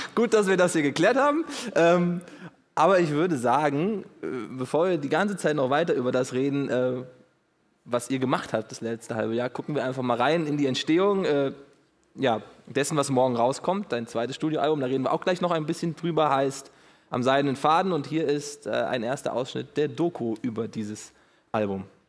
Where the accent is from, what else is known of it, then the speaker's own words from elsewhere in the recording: Hesse, Germany; ich bin Hesse